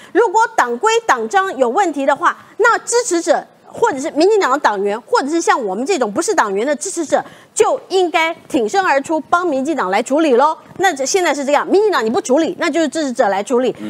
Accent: Taiwan; 那是因为我们是台湾人，我们善良

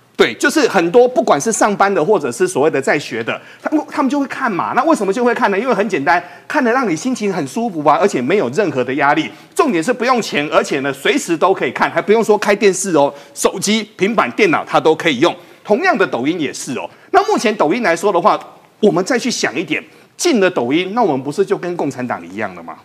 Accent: Taiwan; 我们台湾人

